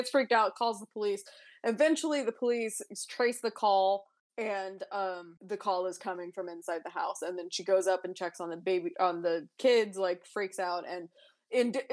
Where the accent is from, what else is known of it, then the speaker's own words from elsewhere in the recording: Cherokee Nation, Oklahoma, United States; we grew up in the Cherokee Nation, and we lived 15 minutes from one of the casinos